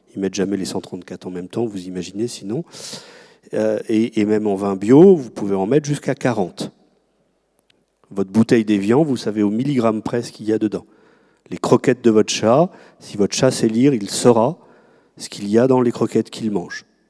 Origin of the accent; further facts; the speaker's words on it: France; dans le pays qui est le nôtre